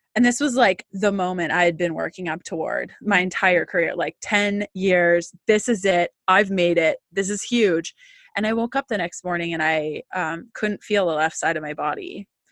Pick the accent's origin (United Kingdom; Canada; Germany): Canada; as a Canadian